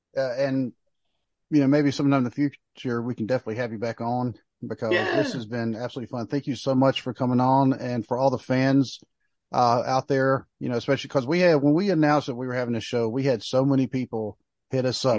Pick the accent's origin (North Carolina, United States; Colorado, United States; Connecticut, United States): North Carolina, United States; Pinehurst; I was born in Pinehurst